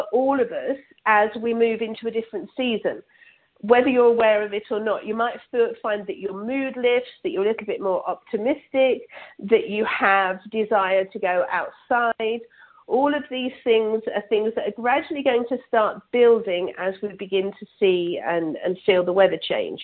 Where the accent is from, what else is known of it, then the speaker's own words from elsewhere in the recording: England, United Kingdom; now in Toronto, Canada; I'm originally from England, but now live in Canada, just outside of Toronto.